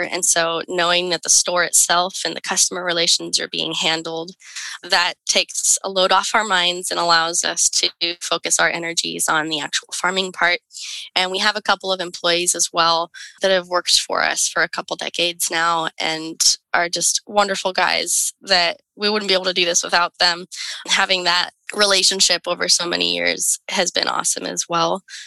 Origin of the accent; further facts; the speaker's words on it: Salem, Oregon, United States; grew up in Salem, Oregon